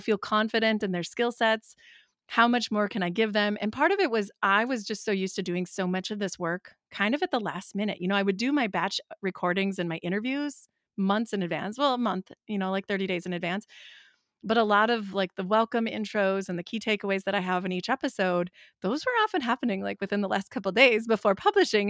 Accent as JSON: {"language": "English", "region": "Wisconsin", "country": "United States", "said": "We're from Wisconsin"}